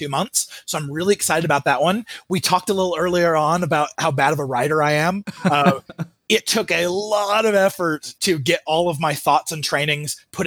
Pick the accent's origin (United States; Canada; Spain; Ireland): United States; Mesa, Arizona; I grew up in Mesa, Arizona